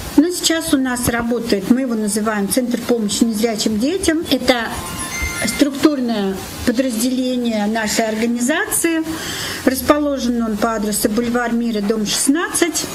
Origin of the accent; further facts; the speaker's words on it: Nizhny Novgorod, Nizhny Novgorod Oblast, Russia; also born or lived in Moscow / Kislovodsk; Я нижегородка, коренная. И всю большую часть своей жизни я прожила здесь.